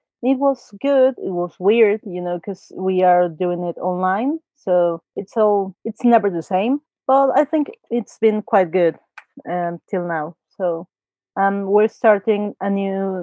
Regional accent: Mexico City, Mexico; I'm from Mexico City

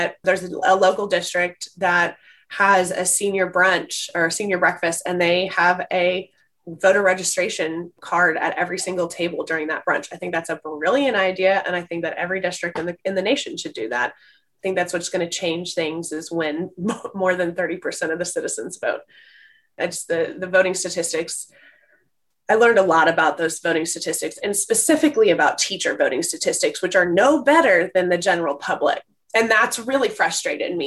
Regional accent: Tulsa, Oklahoma, United States; Born and raised in Tulsa, Oklahoma

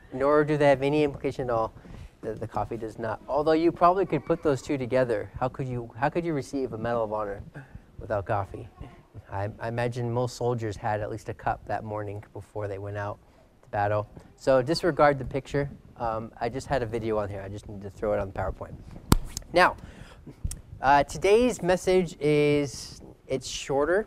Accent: United States; now in Canada; I'm from America.

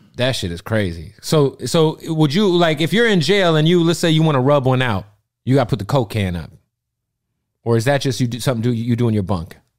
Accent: West Coast, United States; also born or lived in Florida; I'm from the West Coast

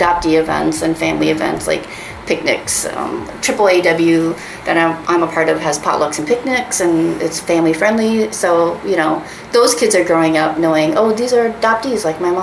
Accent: Minnesota, United States; also born or lived in Daegu, South Korea; I was not quite three when I was adopted by my family in Minnesota

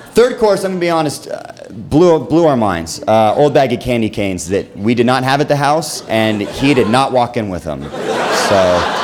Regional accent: Seattle, Washington, United States; now in Los Angeles, United States; I live in Los Angeles. I'm, I'm originally from Seattle

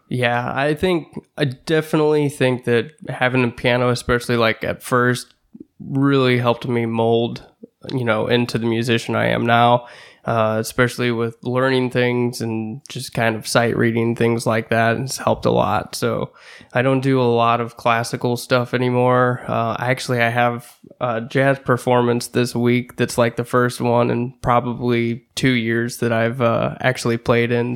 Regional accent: Washington, Missouri, United States; also born or lived in Bellefontaine Neighbors, Missouri; I grew up in Belle Fontaine, uh, until I was nine, and then we moved out to Washington

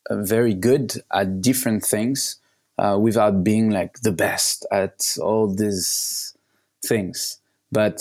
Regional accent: Paris, Île-de-France, France; I was born in Paris

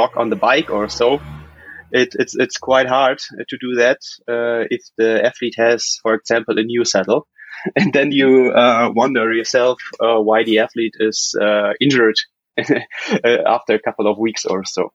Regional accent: Cologne, North Rhine-Westphalia, Germany; I'm from Cologne, which is like in the Middle West, if you want, there in Germany.

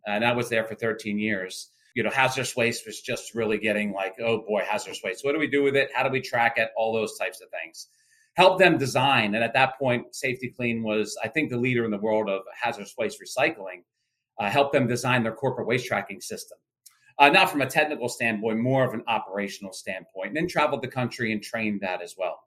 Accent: southern New Jersey, United States; moved away as an adult; also born or lived in Wisconsin / Pennsylvania; now in Florida, United States; I was originally born in uh, in uh, Wisconsin. Very short time in my life there, about six months. But I grew up in southern New Jersey

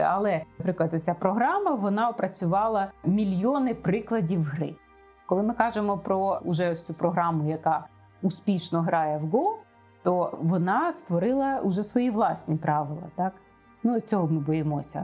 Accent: Ukraine; ми народилися в Україні

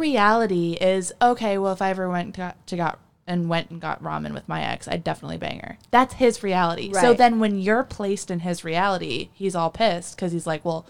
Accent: Midwest, United States; I'm from the Midwest.

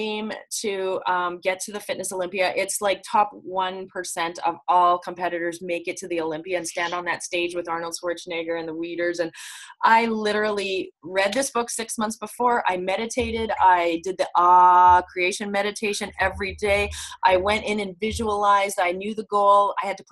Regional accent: Portage la Prairie, Manitoba, Canada; I grew up in Portage la Prairie, Manitoba, which is about 1 hour outside of Winnipeg, Manitoba

